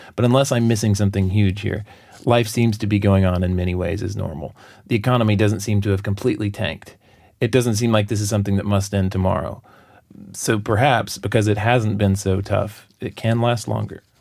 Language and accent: English; United States; now in South Korea; being an American right now